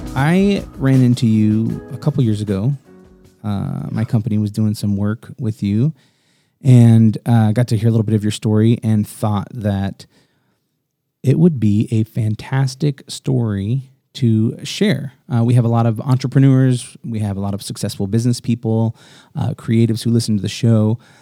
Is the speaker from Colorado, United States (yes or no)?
no; Florida Keys, United States; I was born in the Florida Keys on a bed